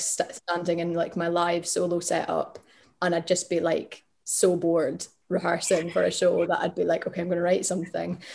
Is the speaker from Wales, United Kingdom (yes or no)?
no; Glasgow, Scotland, United Kingdom; I grew up in Glasgow